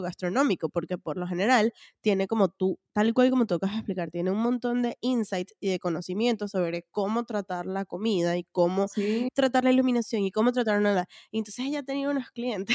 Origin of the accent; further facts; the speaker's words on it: Venezuela; moved away; cuando salí de Venezuela